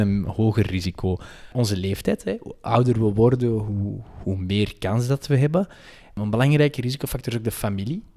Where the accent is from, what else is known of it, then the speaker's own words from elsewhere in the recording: Antwerp, Flanders, Belgium; accent: Antwerps; wij gezegend zijn met een prachtig Antwerps accent.